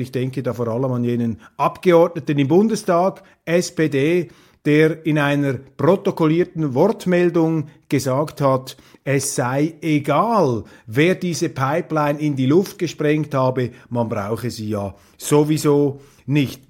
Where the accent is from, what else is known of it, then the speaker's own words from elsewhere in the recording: Switzerland; als Schweizer